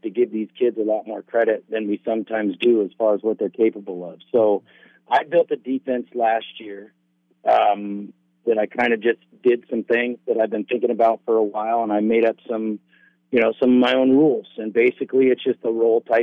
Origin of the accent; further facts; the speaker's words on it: Redding, California, United States; moved away as an adult; now in Oregon, United States; I'm from Northern California, Redding